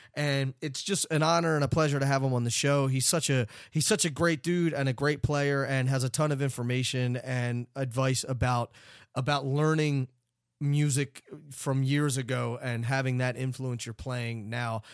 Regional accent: Philadelphia, Pennsylvania, United States; I'm from Philly, as everybody knows

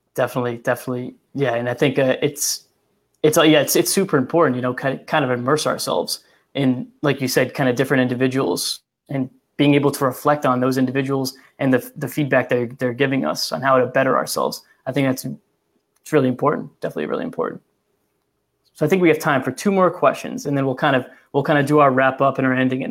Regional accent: Massachusetts, United States; I'm from Massachusetts and I'm 10 minutes from the Rhode Island border

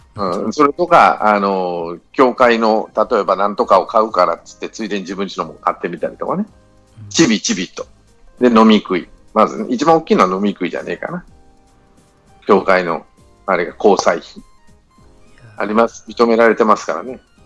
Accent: Mie, Japan; 地元が三重なんで

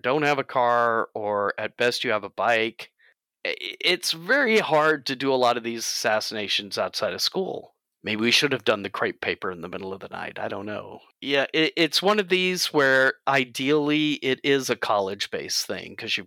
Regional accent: Greenville, Mississippi, United States; growing up in Greenville, Mississippi, not an urban place

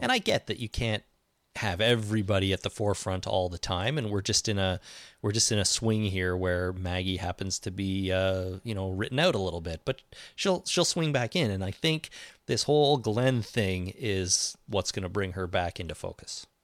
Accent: Canada; I'm Canadian.

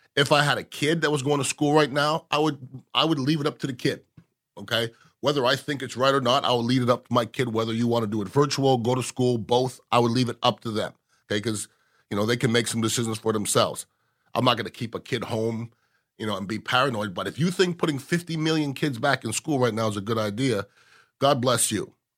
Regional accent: Canada; now in United States; I was born in Canada, but I'm as American as you

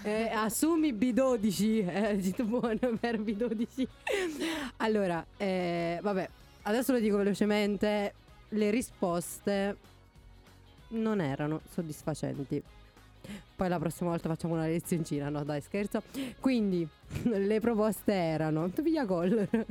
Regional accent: Campania, Italy; now in Parma, Italy; da campana

